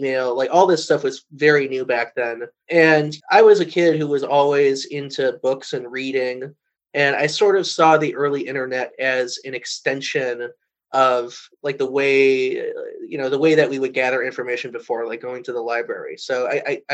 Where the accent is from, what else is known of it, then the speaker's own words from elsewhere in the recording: Chicago, Illinois, United States; also born or lived in Los Angeles, California; I actually grew up in two places, in Los Angeles as a young child, and then my family moved to Chicago